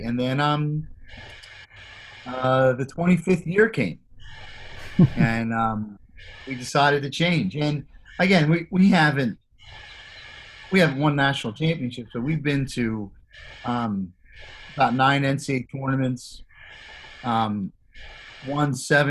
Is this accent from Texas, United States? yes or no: no; Philadelphia, Pennsylvania, United States; growing up in Philadelphia